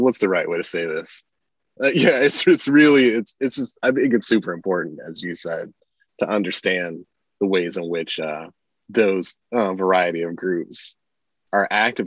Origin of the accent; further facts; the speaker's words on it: Michigan, United States; I'm from Michigan